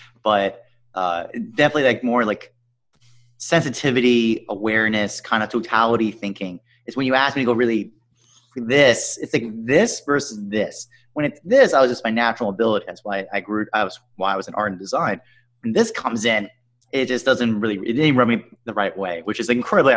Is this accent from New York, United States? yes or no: yes; Long Island, New York, United States; I'm from Long Island, New York, 50 miles out east